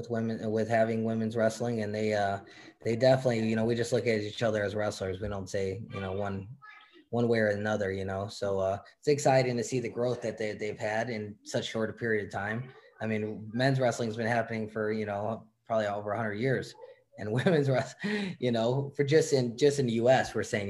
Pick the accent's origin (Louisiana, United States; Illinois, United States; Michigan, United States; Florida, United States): Illinois, United States; I'm from Illinois. And being from Illinois, we have a chip on our shoulder.